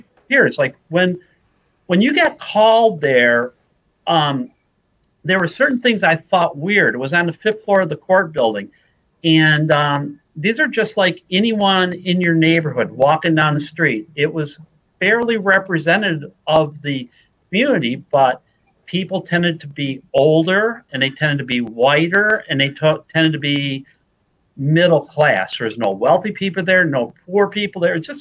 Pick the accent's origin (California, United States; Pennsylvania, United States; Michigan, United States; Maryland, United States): Michigan, United States; Detroit; I grew up in Detroit